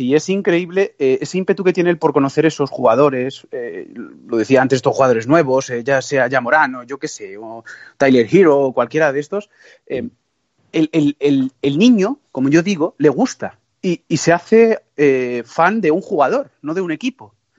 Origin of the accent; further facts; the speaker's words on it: Toledo, Castilla-La Mancha, Spain; yo soy castellano manchego, muy, muy orgulloso de ello, toledano